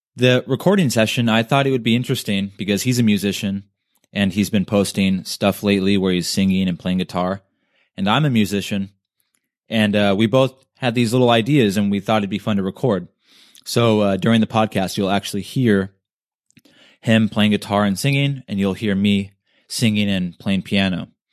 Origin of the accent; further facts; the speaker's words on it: Thousand Oaks, California, United States; also born or lived in Ventura, California / Oxnard, California; lived in Thousand Oaks like okay. my whole life